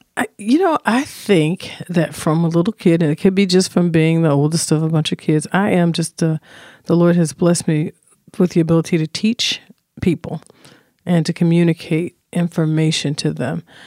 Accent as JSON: {"language": "English", "town": "Chicago", "region": "Illinois", "country": "United States", "tie": "born or raised there", "also_born_or_lived": "Burlington, Iowa", "said": "I settled in Chicago on the South Side, and we began to move as, uh, things were changing ethnically in communities to a place called Inglewood"}